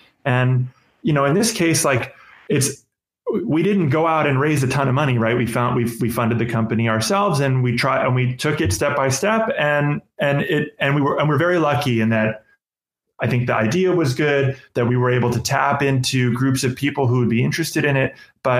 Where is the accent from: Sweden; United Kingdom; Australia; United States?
United States; Los Angeles, California; I happen to have a friend, a really good friend who I grew up with in Los Angeles